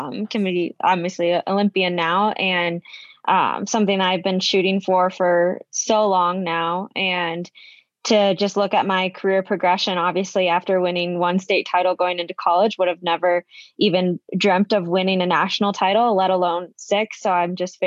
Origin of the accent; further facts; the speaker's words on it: Iowa, United States; growing up in Iowa and growing up with two parents that love running